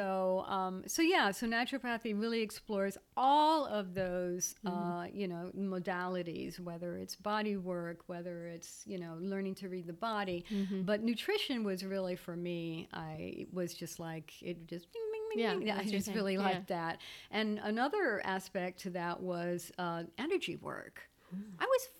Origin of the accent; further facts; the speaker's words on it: Belgium; moved away as an adult; when I came from Belgium in 2005, I had this false belief that, oh, well, you know, start working outside the home.